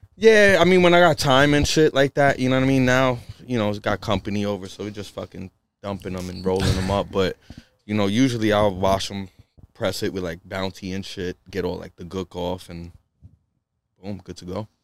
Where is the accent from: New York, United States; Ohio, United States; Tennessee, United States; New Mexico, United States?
New York, United States; New York City; moved away as an adult; now in Western Massachusetts, United States; I come from the Bronx and, you know, I come from a from, like, a small, uh, studio apartment and shit with my family, and we were there for, for years and years and years